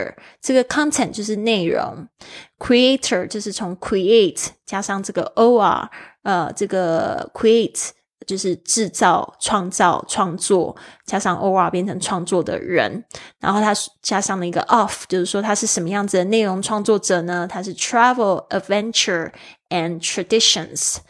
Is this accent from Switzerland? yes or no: yes; Switzerland; I come from Switzerland。